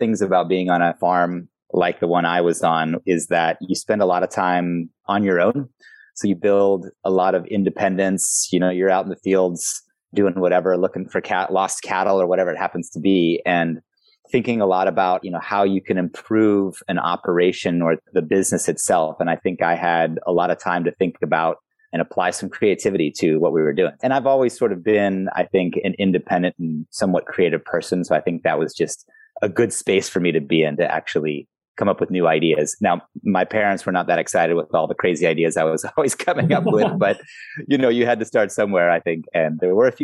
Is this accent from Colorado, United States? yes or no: no; West Marin, California, United States; also born or lived in Zambia / South Africa / South America / Europe; I grew up in West Marin near the Tomales Bay